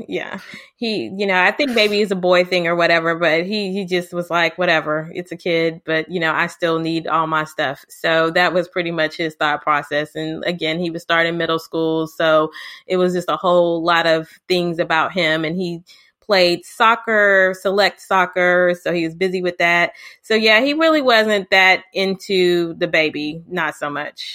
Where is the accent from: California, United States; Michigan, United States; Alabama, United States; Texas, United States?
Texas, United States; Houston; also born or lived in Lubbock, Texas; I'm from Houston, Texas